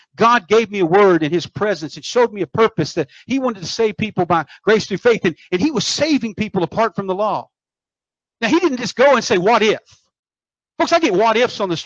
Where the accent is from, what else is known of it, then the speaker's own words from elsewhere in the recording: United States; I'm from America. I speak English.